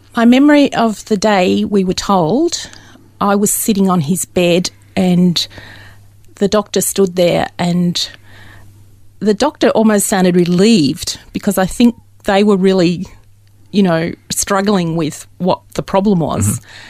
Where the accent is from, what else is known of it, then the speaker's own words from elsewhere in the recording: Dandenong, Victoria, Australia; I was born very locally in Dandenong, which isn't that far away.